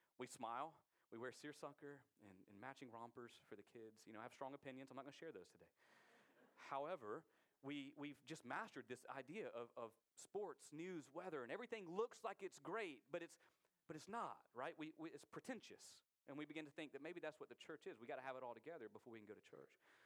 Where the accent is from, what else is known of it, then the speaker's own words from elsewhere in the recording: United States; we as American Christians